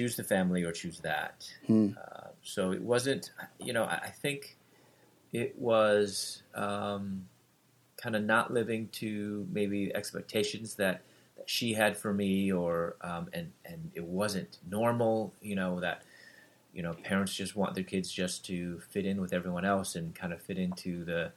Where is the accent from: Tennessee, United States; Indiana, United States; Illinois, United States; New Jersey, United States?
Illinois, United States; Chicago; moved away as an adult; also born or lived in Louisville, Kentucky; I'm from Chicago, and living in Louisville, Kentucky, pursuing my doctorate in dentistry